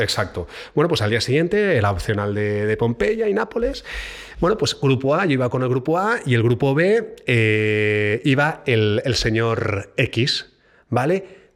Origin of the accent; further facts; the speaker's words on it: Barcelona, Catalonia, Spain; moved away as an adult; now in Madrid, Spain; Barcelona, eh, donde yo nací